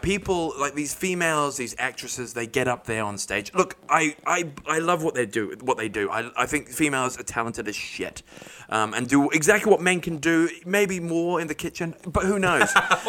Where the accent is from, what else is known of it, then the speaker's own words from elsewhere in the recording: England, United Kingdom; We're English.